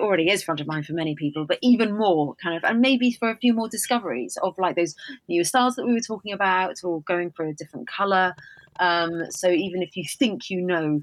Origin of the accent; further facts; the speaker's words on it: Wales, United Kingdom; I'm Welsh.